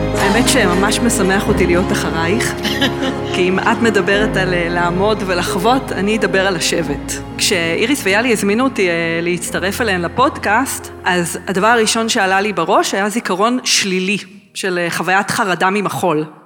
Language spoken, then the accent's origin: Hebrew; Gderot Regional Council, Central District, Israel; גדלתי ביישובי גדרות, במושב הסרט, ולאחר מכן בסטודיו של אורנה גלס בגדרה